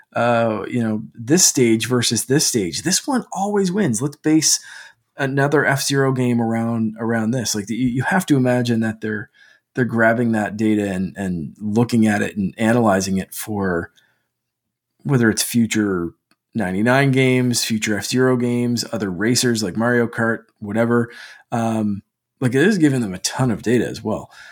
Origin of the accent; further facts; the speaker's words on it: Canada; as a Canadian